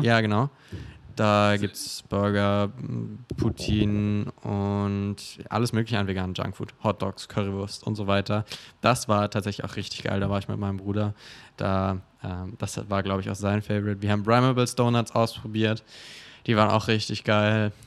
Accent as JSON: {"language": "German", "town": "Augsburg", "region": "Bavaria", "country": "Germany", "moved": "yes", "lives_now": "Berlin, Germany", "said": "in Augsburg, wo ich herkomme"}